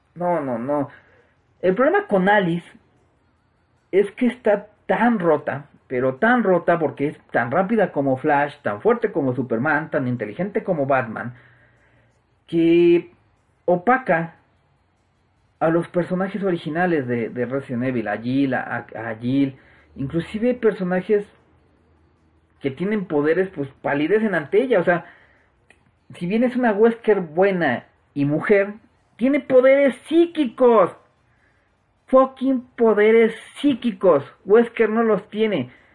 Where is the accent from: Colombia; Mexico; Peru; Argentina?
Mexico; aquí en, mi país